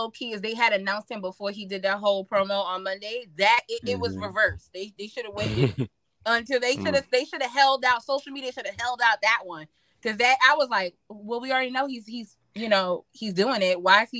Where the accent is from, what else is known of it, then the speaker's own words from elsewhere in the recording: New York, United States; I'm from New York.